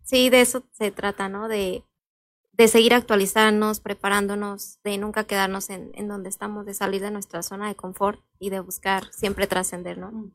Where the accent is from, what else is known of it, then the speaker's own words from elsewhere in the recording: Santa Clara, Michoacán, Mexico; yo eh, soy originaria de Santa Clara, ahí eh, crecí y he vivido pues todos estos años